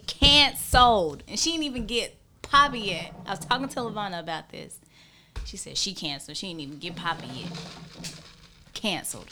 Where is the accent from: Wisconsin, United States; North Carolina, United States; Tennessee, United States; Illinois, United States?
North Carolina, United States; Hickory; I am from Hickory, North Carolina